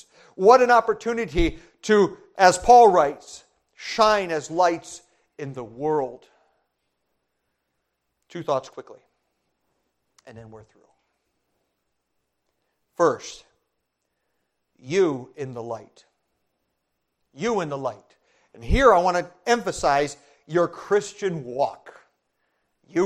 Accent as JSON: {"language": "English", "country": "Brazil", "tie": "born or raised there", "said": "I was an MK, that means a missionary kid. I grew up in Brazil"}